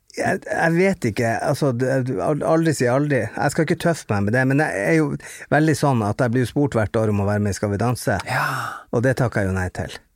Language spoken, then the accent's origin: Norwegian; Bodø, Nordland, Norway; jeg kommer fra Dogtown, altså Hundstad i Bodø